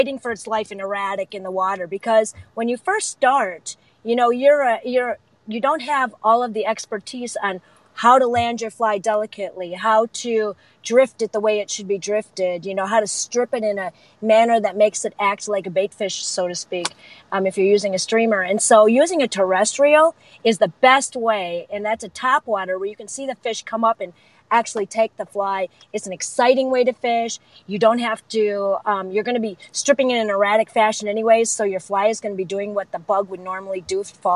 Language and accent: English; Wisconsin, United States; now in Chicago, United States; my hometown in Wisconsin